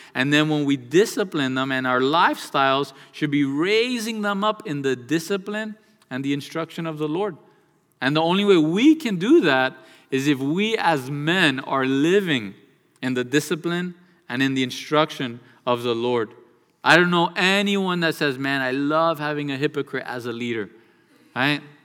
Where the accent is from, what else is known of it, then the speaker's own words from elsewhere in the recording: United States; born and raised in the United States of America